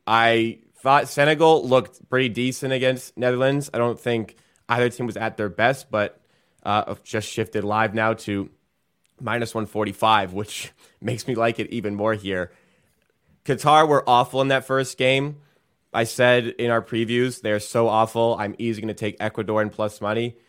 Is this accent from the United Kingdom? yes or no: yes; England, United Kingdom; I am English